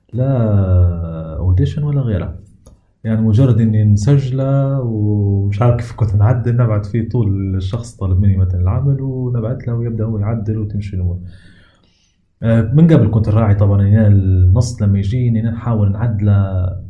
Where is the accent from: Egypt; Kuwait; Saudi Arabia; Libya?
Libya; عندنا في ليبيا